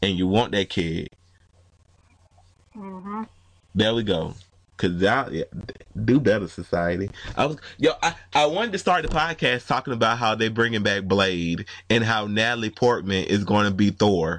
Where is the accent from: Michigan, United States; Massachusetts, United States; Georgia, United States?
Georgia, United States; Atlanta; I'm from Atlanta